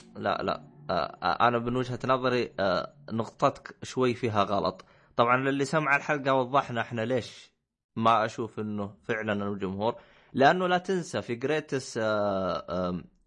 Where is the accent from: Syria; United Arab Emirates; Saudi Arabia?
Saudi Arabia; كعرب او او اي او كسعوديه